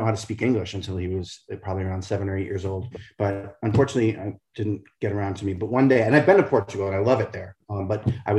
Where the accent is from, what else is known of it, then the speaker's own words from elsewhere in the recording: New England, United States; moved away as an adult; also born or lived in New York City; I grew up in New England, which is very snowy in the winter. And then I lived in New York City for 27 years. And I moved here last May.